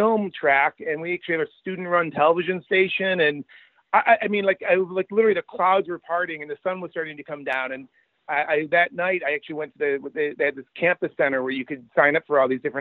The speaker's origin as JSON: {"language": "English", "town": "Rochester", "region": "New York", "country": "United States", "tie": "born or raised there", "said": "I grew up in Rochester, New York"}